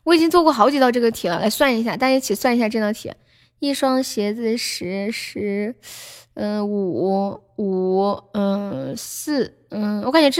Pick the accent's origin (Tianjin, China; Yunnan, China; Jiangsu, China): Tianjin, China; 你哪儿的？我天津的。